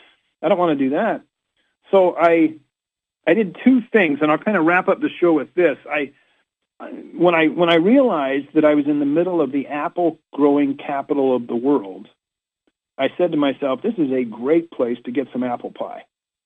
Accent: Washington, District of Columbia, United States; hey, I'm here from Washington, D.C., and I can't help but notice all of these five-petal flowers

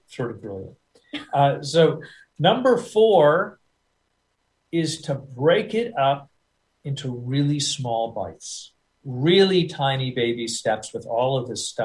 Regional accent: United States; accent: American; I'll always sound like an American guy.

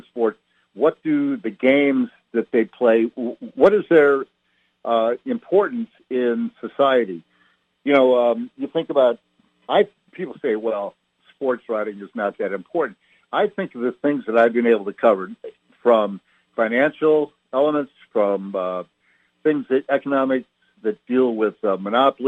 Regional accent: Peoria, Illinois, United States; I was born and raised in Peoria, Illinois

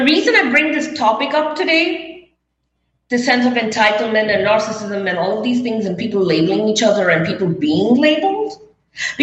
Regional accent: India; moved away as an adult; also born or lived in Las Vegas / New York; I was brought up in India

